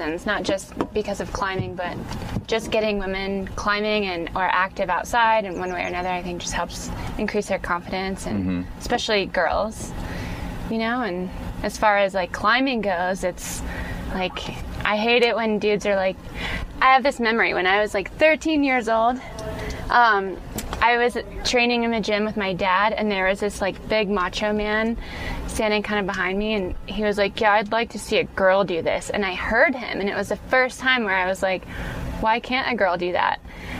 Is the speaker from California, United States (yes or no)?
no; Atlanta, Georgia, United States; also born or lived in Colorado; No, I grew up in Atlanta. Yeah.